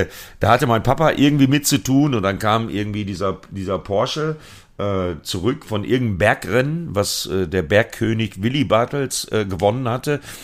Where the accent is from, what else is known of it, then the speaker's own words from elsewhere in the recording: Sauerland, North Rhine-Westphalia, Germany; meine Heimat, Sauerland, äh, Altena, Plettenberg, Verdol